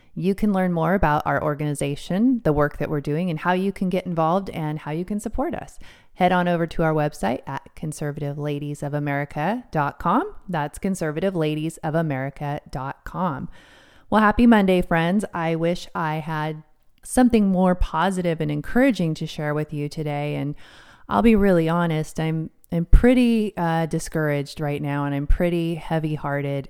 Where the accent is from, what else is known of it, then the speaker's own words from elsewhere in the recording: United States; also born or lived in King County, Washington; I'm an American